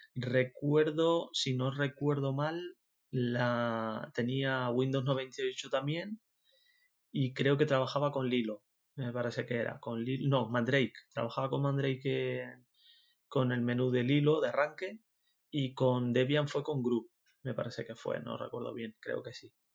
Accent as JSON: {"language": "Spanish", "area": "Tenerife", "region": "Canary Islands", "country": "Spain", "accent": "Canarian", "moved": "as an adult", "lives_now": "Zaragoza, Spain", "said": "Soy de Tenerife, soy canario. No sé si lo notaréis en el acento."}